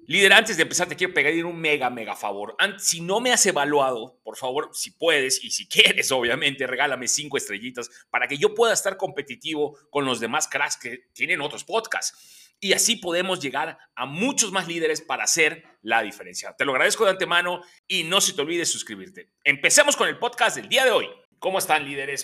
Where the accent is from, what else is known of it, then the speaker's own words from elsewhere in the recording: Mexico; como buen aficionado y mexicano que soy